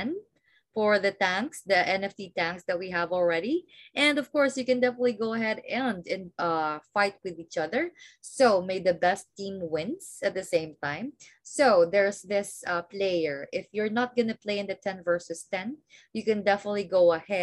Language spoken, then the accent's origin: English; Philippines; I'm from the Philippines